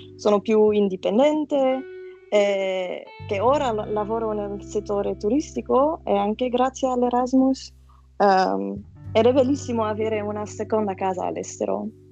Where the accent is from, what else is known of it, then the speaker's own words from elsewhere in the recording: Flanders, Belgium; Italian is a second language; also born or lived in Antwerp; sono dal Belgio, vivo ad Anversa